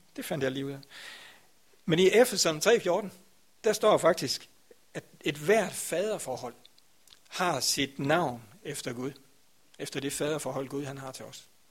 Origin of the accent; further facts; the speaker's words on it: Grindsted, Southern Denmark, Denmark; Grænsted, hvor jeg kommer fra